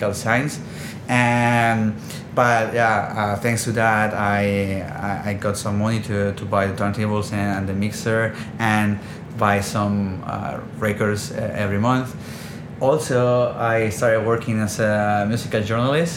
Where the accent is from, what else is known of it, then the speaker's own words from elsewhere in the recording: Barcelona, Catalonia, Spain; I'm born and raised in Barcelona